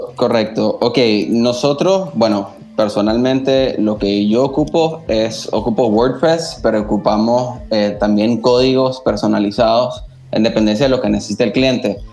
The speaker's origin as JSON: {"language": "Spanish", "country": "Nicaragua", "said": "como, nicaragüenses"}